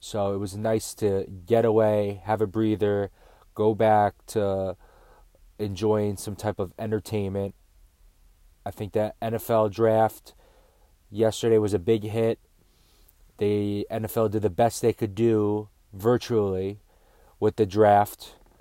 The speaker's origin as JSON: {"language": "English", "region": "New York", "country": "United States", "said": "we're from New York"}